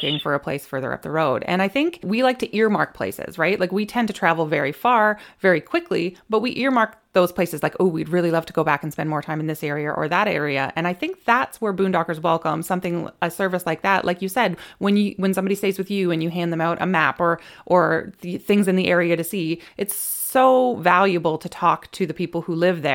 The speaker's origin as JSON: {"language": "English", "country": "Canada", "said": "we're Canadian"}